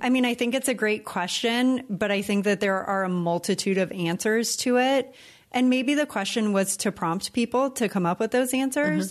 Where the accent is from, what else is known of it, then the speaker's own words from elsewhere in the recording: California, United States; moved away as an adult; now in Puerto Rico; when we came to Puerto Rico from California